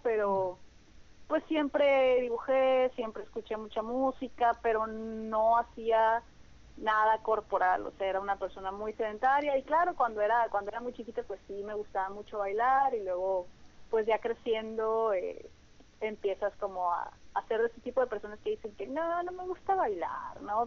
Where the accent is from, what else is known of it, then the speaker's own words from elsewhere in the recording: Hermosillo, Sonora, Mexico; also born or lived in Culiacán, Sinaloa / Ciudad Obregón, Sonora; yo me fui a Obregón a los cinco años y a Hermosillo a los 10. Entonces realmente como mi, mi vida y mi maduración y todo ha sido como de Hermosillo